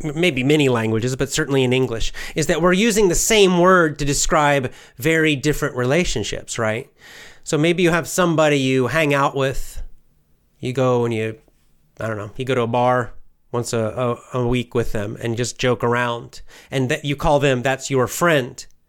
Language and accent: English; United States; I'll just say America